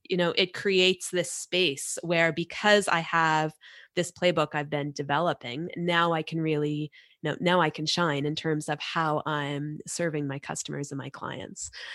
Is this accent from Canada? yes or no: yes; Canada; we're Canadian